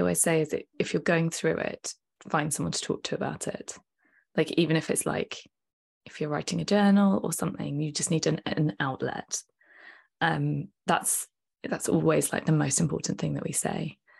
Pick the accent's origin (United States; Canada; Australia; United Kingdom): United Kingdom; we're British